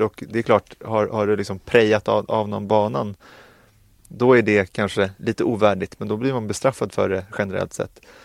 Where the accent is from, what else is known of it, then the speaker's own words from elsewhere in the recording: Sweden; vi som svenskar